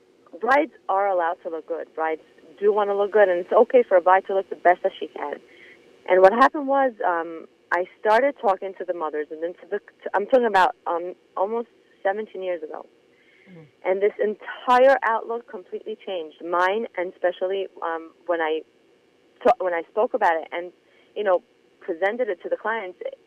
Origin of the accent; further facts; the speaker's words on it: Monsey, New York, United States; moved away as an adult; now in Israel; I grew up in Muncie, in a religious family